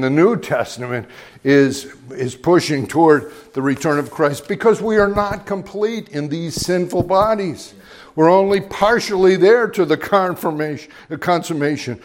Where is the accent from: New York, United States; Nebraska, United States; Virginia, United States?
Virginia, United States; Middleburg; preached in Middleburg, my hometown, at one of our local places